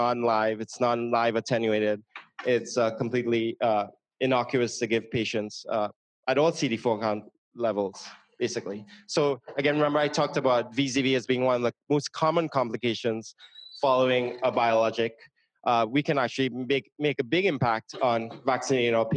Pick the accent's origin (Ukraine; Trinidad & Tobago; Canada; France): Trinidad & Tobago; moved away; I'm from Trinidad and Tobago.